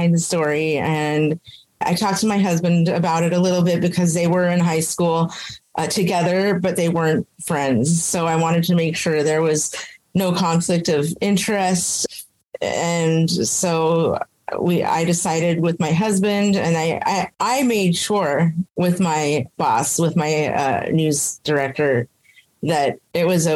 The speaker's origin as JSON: {"language": "English", "town": "Anchorage", "region": "Alaska", "country": "United States", "tie": "born or raised there", "also_born_or_lived": "Roswell, New Mexico / Las Cruces", "moved": "as an adult", "said": "I reverted in my hometown of Anchorage"}